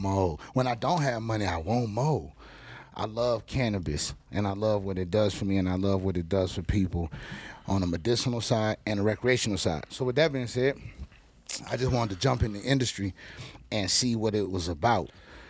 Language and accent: English; Lake Charles, Louisiana, United States; accent: southern swagger; now in Denver, United States; I'm from Lake Charles, Louisiana, a little small city